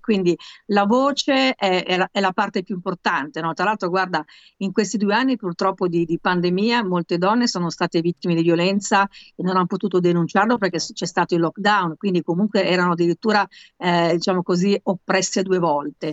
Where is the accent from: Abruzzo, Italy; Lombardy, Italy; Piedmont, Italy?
Lombardy, Italy; Milan; io sono comunque a Milano, sono milanese